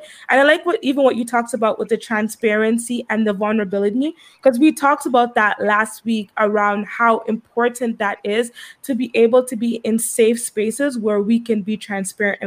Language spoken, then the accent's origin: English; Antigua & Barbuda; I grew up in Antigua. So I grew up in the beautiful island of Antigua.